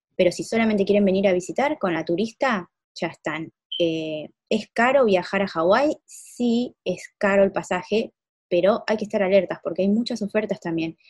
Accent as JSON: {"language": "Spanish", "country": "Argentina", "moved": "yes", "said": "yo extraño bastante muchas cosas de Argentina"}